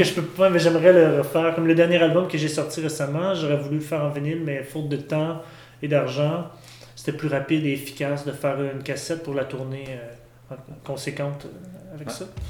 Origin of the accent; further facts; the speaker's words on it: Saint-Hyacinthe, Quebec, Canada; je viens de Saint-Hyacinthe